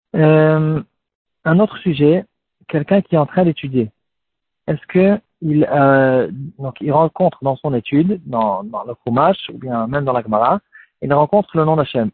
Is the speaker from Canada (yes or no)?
no; France; nous aussi en tant que Français